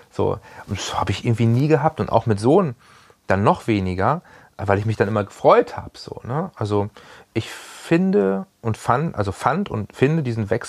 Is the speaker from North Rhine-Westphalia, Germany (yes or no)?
no; Hanover, Lower Saxony, Germany; Also ich war immer sehr bodenständig, bin ja auch aus Hannover nie wirklich weggekommen ähm, hatte hier immer eine Base